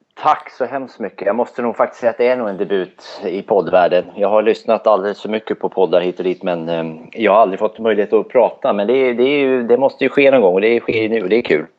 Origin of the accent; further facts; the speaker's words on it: Södermanland, Sweden; now in Örebro, Sweden; Jag är från Sörmland från början